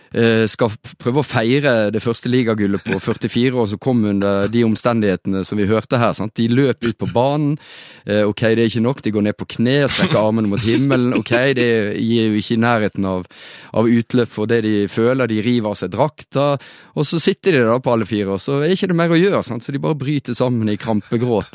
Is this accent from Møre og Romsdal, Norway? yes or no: no; Florø, Vestland, Norway; min hjemby Florø